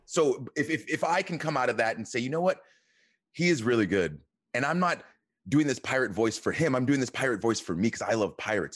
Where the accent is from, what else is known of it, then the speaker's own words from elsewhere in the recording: Atlanta, Georgia, United States; I am from Atlanta